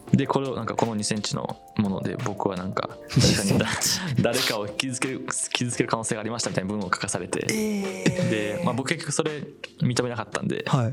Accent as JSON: {"language": "Japanese", "country": "Japan", "said": "俺日本人です"}